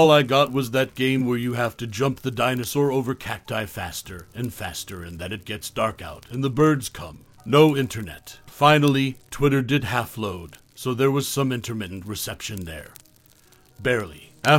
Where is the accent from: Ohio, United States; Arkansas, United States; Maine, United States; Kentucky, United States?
Maine, United States; We were moving to my home state of Maine to start a permanent life together.